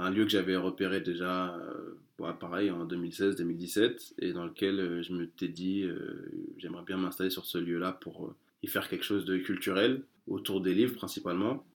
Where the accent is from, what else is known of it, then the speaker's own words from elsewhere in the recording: France; je suis né en France, euh, mes parents ne sont, sont, pas nés en France, moi je suis né en France